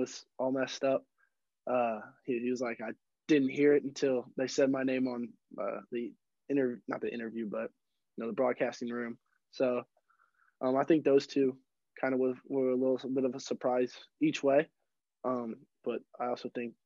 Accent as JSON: {"language": "English", "town": "St. Louis", "region": "Missouri", "country": "United States", "tie": "born or raised there", "said": "St. Louis is my hometown"}